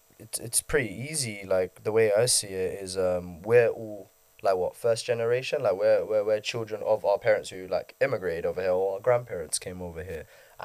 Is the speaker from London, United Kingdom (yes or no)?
yes; London, United Kingdom; as a Londoner